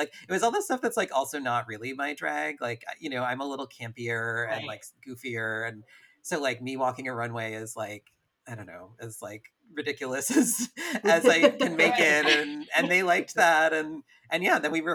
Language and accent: English; upstate New York, United States; also born or lived in San Francisco; now in Los Angeles, United States; I grew up in upstate New York, and then I moved to San Francisco, and then I moved back, and then I moved to LA.